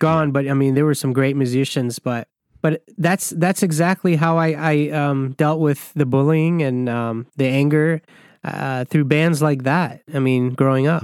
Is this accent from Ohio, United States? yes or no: no; Michigan, United States; I grew up in Michigan